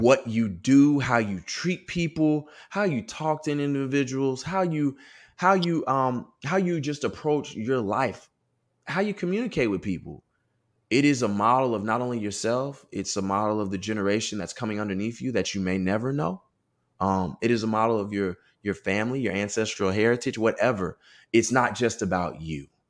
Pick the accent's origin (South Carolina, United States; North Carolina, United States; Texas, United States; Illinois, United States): Texas, United States; Austin; moved away as an adult; also born or lived in Southern California; growing up in West Austin, Westlake High School suburban area